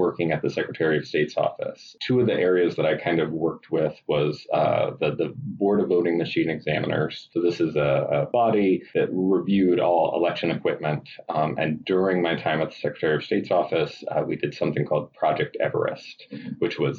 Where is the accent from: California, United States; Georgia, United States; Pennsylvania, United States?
Georgia, United States; Athens; moved away; I'm from Athens, Georgia.